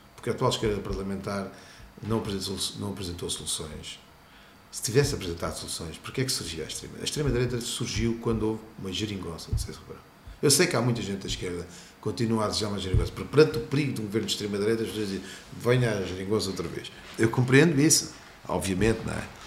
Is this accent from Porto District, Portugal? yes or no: no; Lisbon, Portugal; eu sou de Lisboa